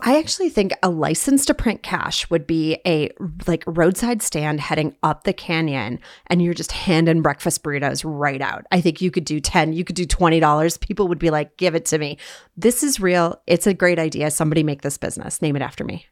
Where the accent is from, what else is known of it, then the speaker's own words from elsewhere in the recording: Bismarck, North Dakota, United States; now in Salt Lake City, United States; Before I was a Uton, I was a North Dakotan, born and raised in Bismarck, North Dakota